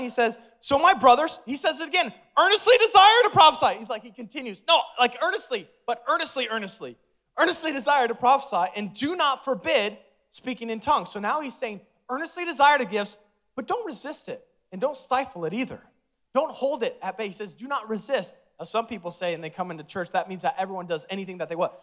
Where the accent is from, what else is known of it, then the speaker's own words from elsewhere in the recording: Omaha, Nebraska, United States; born and raised in Omaha